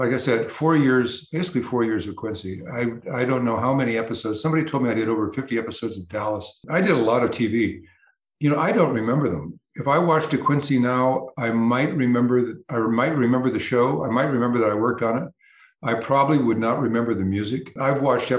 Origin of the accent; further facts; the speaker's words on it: United Kingdom; being a Brit